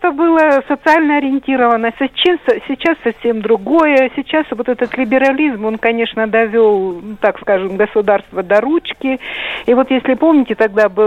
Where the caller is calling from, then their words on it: Rostov-on-Don, Rostov Oblast, Russia; Э, я звоню из Ростова.